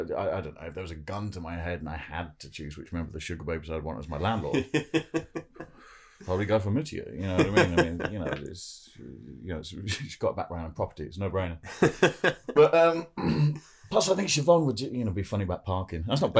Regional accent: Jersey; my family's like French and from Oldham, but I grew up in Jersey.

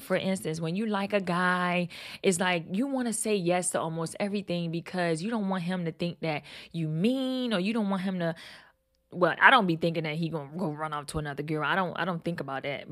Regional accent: Baltimore, Maryland, United States; I'm from Baltimore

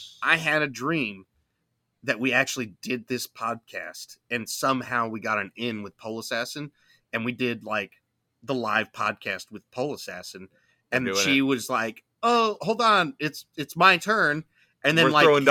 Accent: Fort Worth, Texas, United States; I grew up in Fort Worth, Texas

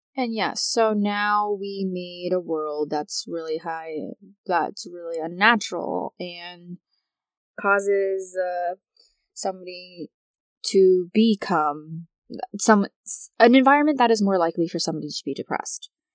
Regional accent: United States; I am American

